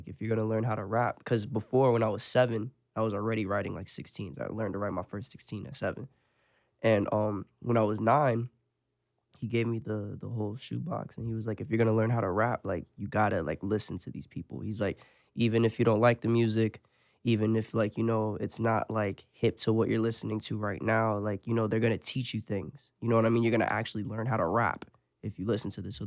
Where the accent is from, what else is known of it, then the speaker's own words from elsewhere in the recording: Lake Park, Florida, United States; also born or lived in Port St. Lucie, Florida; I'm from Lake Park. I was jumping from here to there, from Lake Park to 45th.